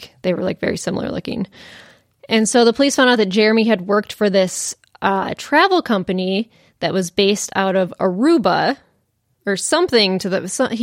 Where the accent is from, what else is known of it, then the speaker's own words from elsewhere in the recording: Kalamazoo, Michigan, United States; I'm from Kalamazoo, Michigan